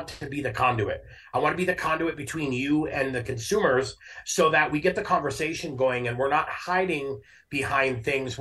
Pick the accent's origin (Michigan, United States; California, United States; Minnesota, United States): Minnesota, United States; now in Colorado, United States; I grew up in Minnesota, and I'm meat and potato fed and raised and grown and produced